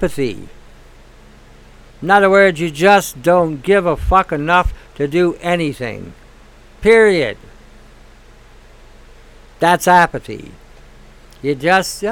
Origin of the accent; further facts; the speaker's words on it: Detroit, Michigan, United States; now in Canada; I grew up in Detroit